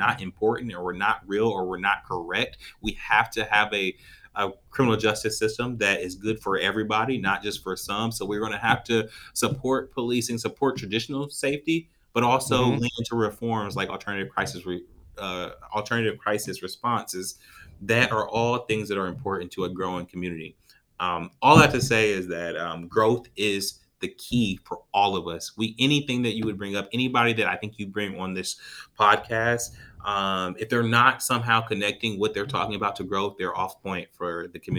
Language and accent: English; Columbus, Ohio, United States; also born or lived in Atlanta, Georgia; growing up in Southfield